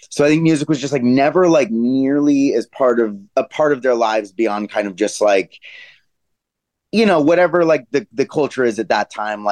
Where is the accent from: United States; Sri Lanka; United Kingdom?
United States; Denver, Colorado; moved away as an adult; also born or lived in Los Angeles, United States; now in New York, United States; I'm from Denver